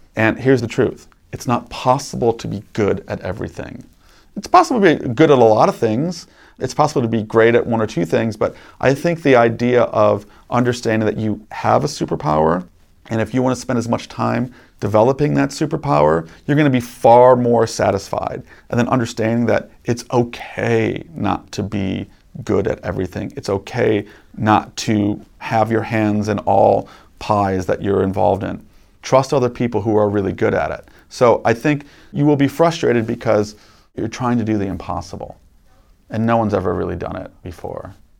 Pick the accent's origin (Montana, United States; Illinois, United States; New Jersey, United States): Illinois, United States; Chicago; I grew up in Chicago